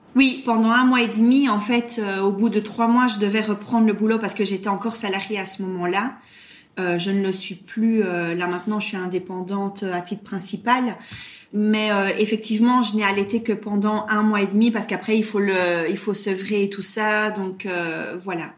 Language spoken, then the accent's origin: French; Brussels, Brussels-Capital Region, Belgium; accent: Belgian; now in Belgian Ardennes, Belgium; à l'origine, je suis euh, bruxelloise